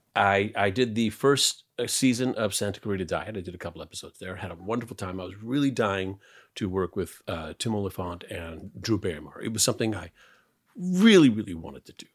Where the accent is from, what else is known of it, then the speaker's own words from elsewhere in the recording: Canada; I'm Canadian